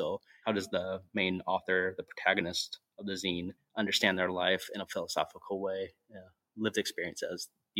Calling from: Oakland, California, United States; I'm calling in from Oakland, California right now.

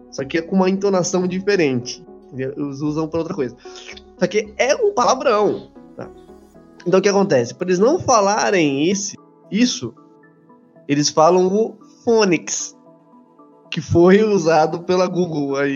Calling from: Indaiatuba, São Paulo, Brazil; sou de Indaiatuba, São Paulo

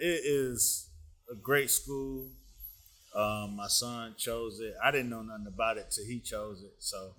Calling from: Chicago, Illinois, United States; I'm coming live from Chicago.

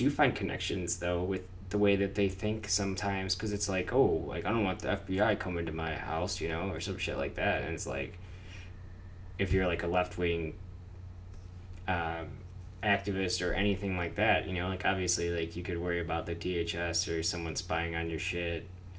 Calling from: Aurora, Illinois, United States; I'm calling from Aurora, Illinois.

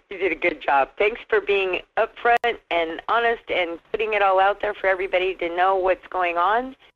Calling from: Wasilla, Alaska, United States; from Wasilla.

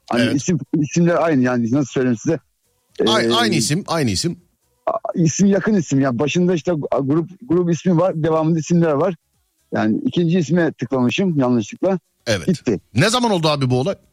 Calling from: Bolu, Bolu Province, Turkey; Bolu merkezdeyim. Sizi çok dinliyorum.

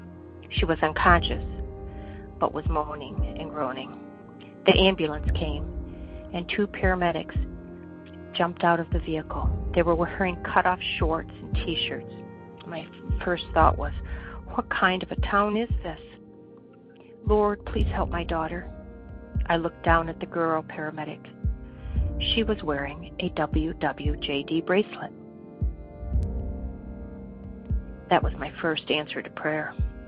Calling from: Yuma, Arizona, United States; I'm calling from Yuma, Arizona. I am a humble servant of Christ

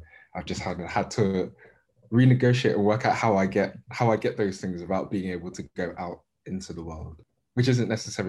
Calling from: London, United Kingdom; Southeast London.

